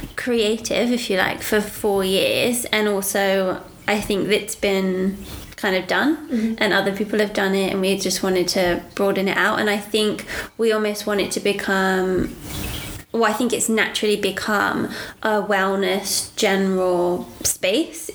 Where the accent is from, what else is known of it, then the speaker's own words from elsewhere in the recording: United Kingdom; now in Australia; we're British as well